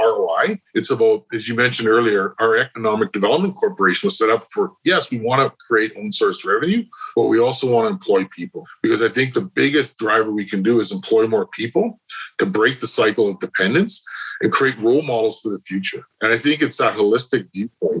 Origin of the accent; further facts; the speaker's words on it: the north, Canada; where I come from in the north